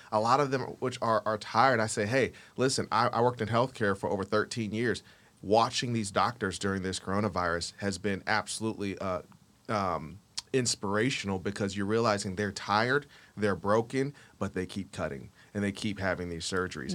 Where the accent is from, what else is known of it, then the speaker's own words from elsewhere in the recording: Akron, Ohio, United States; also born or lived in the South; now in Atlanta, United States; born and raised in Akron, Ohio, groomed by the South, living here in Atlanta, Georgia